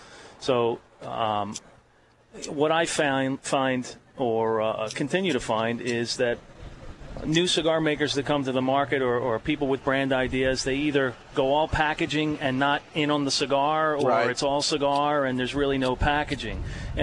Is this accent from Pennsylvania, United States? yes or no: yes; Philadelphia, Pennsylvania, United States; I'm originally from Southwest Philly, but we moved to South Philly when I was very, very young.